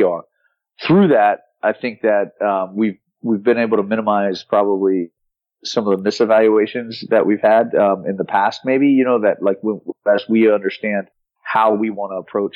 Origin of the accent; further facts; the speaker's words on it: South Florida, United States; I'm from South Florida and I'm at the university that was 3 miles from my house growing up.